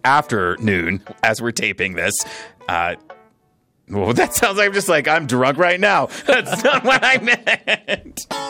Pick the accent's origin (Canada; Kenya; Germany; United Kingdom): Canada; Edmonton, Alberta; also born or lived in Toronto; now in Calgary, Canada; I grew up in Edmonton